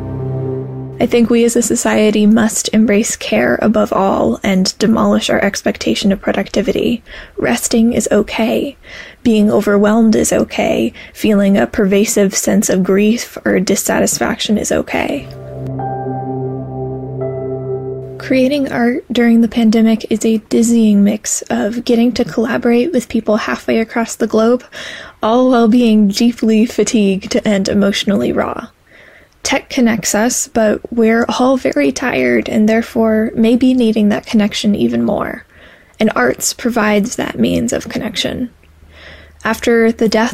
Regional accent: St. Paul, Minnesota, United States; I am from St. Paul, Minnesota

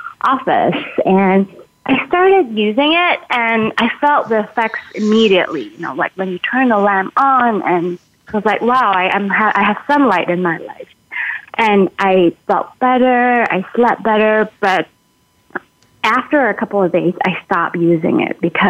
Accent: Malaysia; now in Minnesota, United States; I'm originally from Malaysia

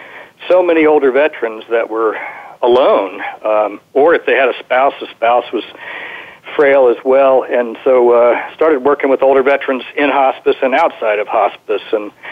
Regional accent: Virginia, United States; Virginia, but not France.

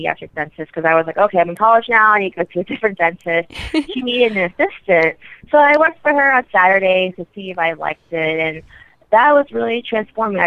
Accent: Atlanta, Georgia, United States; moved away as an adult; also born or lived in New York City; now in Houston, United States; I'm originally from Atlanta, so I moved back home

